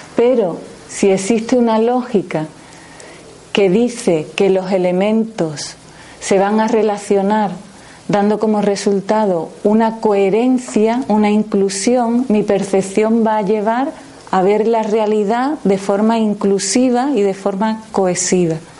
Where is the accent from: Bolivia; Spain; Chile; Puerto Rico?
Spain; Jerez de la Frontera, Andalusia; yo vengo de Jerez